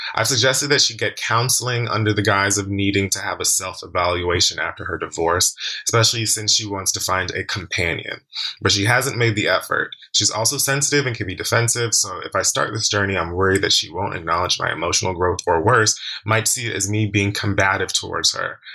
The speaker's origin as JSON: {"language": "English", "country": "Jamaica", "said": "Jamaican man myself, also early 30s"}